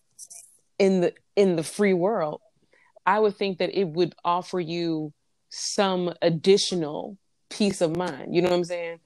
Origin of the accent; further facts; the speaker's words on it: St. Louis, Missouri, United States; growing up in St. Louis